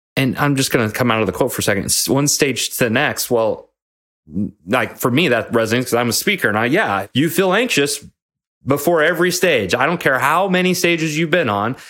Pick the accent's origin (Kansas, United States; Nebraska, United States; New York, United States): Nebraska, United States; moved away; my hometown in Nebraska